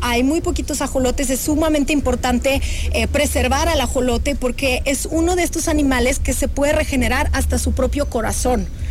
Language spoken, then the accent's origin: Spanish; Russia; now in Mexico; yo soy rusa